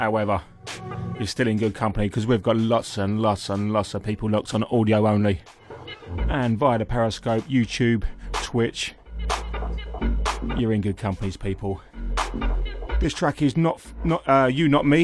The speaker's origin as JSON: {"language": "English", "area": "Essex", "region": "East of England", "country": "United Kingdom", "tie": "born or raised there", "said": "Essex, my hometown, and I say hometown, my home country's people"}